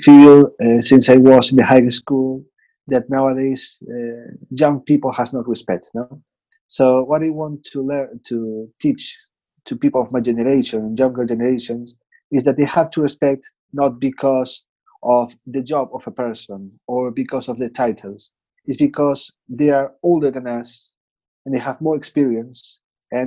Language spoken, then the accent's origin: English; Santiago de Compostela, Galicia, Spain; English is a second language; today I'm in my home city. This is the house of my parents in Santiago de Compostela.